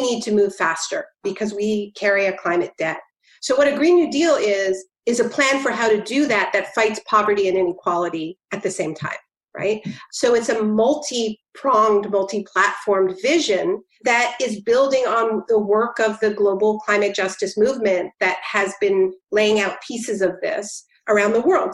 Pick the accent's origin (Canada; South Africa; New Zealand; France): Canada; now in New Jersey, United States; I'm Canadian